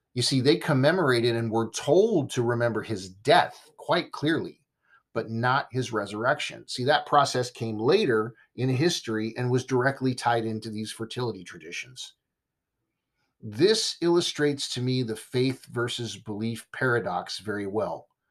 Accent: Southern California, United States; now in Texas, United States; I was raised in Southern California. That's my heart and my home

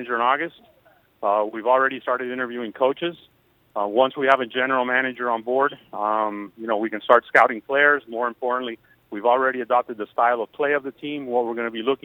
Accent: Miami, Florida, United States; I was born and I grew up in Miami

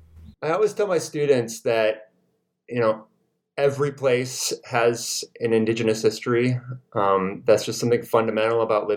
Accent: Iowa, United States; moved away as an adult; also born or lived in Oklahoma; mostly farmers and railroad workers in the upper Midwest. I grew up in Iowa.

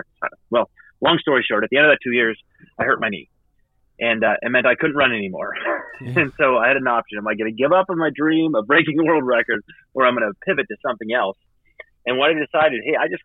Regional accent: Idaho, United States; also born or lived in Massachusetts; I grew up in the Idaho public education system

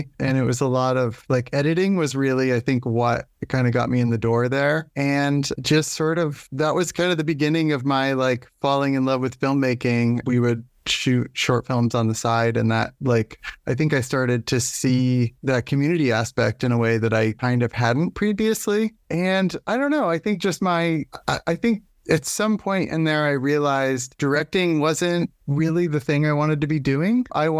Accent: Nantucket, Massachusetts, United States; I grew up on Nantucket Island and there was not, filmmaking was not anything on my radar for quite a long time.

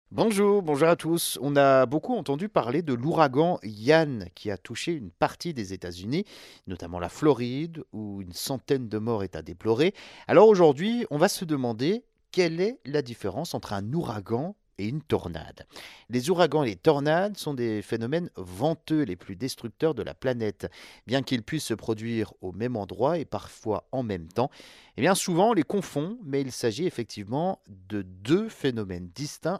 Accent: France

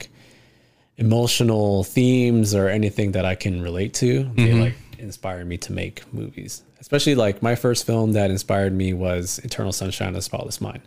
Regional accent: Alvin, Texas, United States; that's where I grew up in Alvin

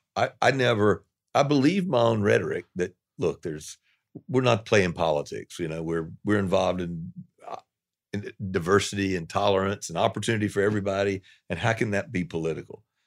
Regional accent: the South, United States; moved away; also born or lived in New York; I'm a Southerner

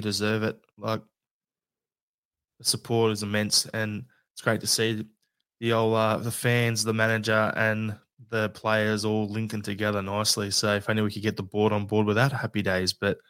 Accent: Australia; It's what us Aussies do, right?

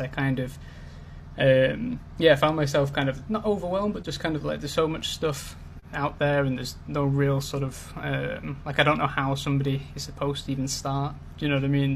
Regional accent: Manchester, North West England, United Kingdom; now in London, United Kingdom; I'm originally from Manchester, up in the north, but I currently live in Greenwich in London

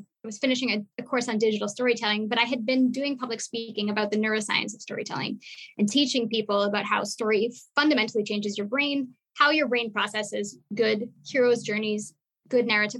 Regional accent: Montreal, Quebec, Canada; I come from Montreal.

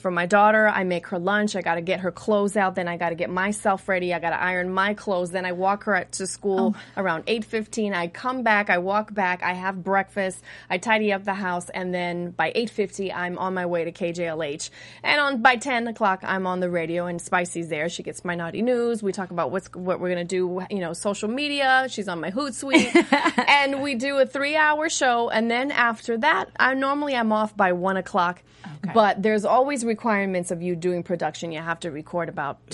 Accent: New York City, New York, United States; accent: East Coast; now in Los Angeles, United States; I'm originally from Brooklyn

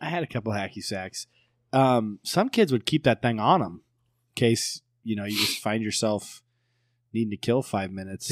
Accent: Woodward, United States; I'm growing up in Woodward

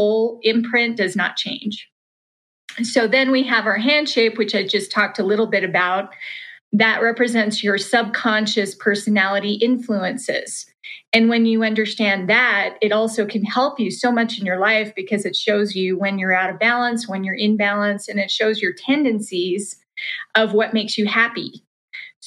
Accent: Salt Lake City, Utah, United States; I grew up in Salt Lake City, Utah

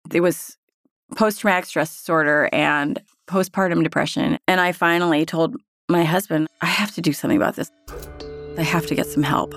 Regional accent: Berthoud, Colorado, United States; I am from Berthoud, Colorado

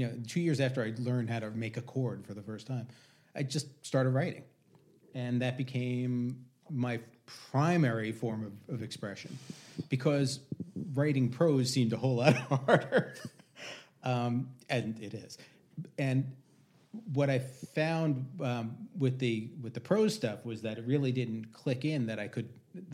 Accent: Long Island, New York, United States; I grew up on Long Island.

